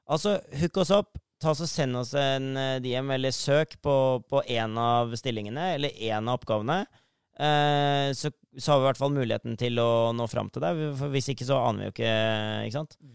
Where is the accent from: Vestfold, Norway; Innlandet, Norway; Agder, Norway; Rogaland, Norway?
Vestfold, Norway; Sandefjord; jeg er fra Sandefjord